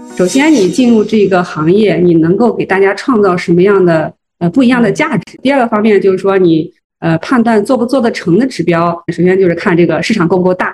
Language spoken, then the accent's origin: Chinese; Zhengzhou, Henan, China; 我是郑州人